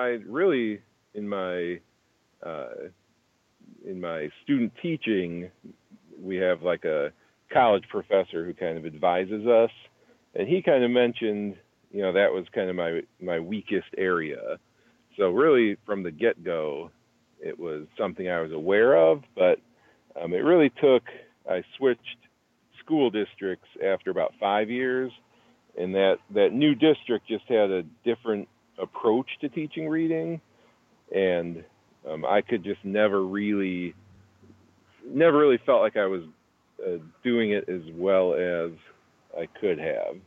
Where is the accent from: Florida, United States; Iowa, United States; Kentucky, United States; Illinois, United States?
Illinois, United States; Aurora; He and I we knew each other growing up in Aurora, Illinois.